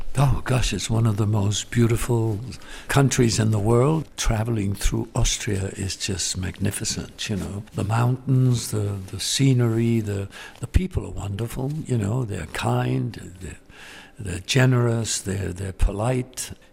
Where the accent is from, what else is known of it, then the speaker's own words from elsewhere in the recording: Gibraltar; moved away; also born or lived in London; I was born in London and raised in Gibraltar